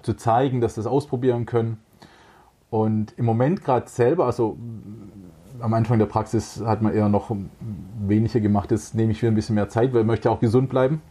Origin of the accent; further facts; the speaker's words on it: Böblingen, Baden-Württemberg, Germany; accent: Swabian; also born or lived in Sindelfingen / Tübingen / Frankfurt; now in Herrenberg, Germany; Ich bin in Böblingen geboren. Mhm. Und äh, mich hat es dann allerdings doch nach Sindelfingen gezogen, wo ich dann auch mein Abi gemacht habe am Technischen Gymnasium. Mhm. Und ja, äh, Böblingen, Sindelfingen aufgewachsen